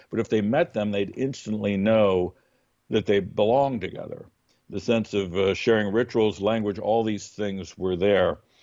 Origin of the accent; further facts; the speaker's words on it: United States; we are, like, totally American about it